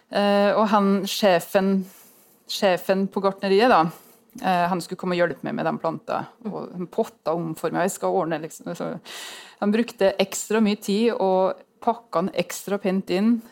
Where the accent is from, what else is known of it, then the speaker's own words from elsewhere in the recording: Innlandet, Norway; Eh, og i Gudbrandsdalen, der jeg kommer fra, så vet jeg at det tror jeg er vanskeligere der enn på Sagen, altså.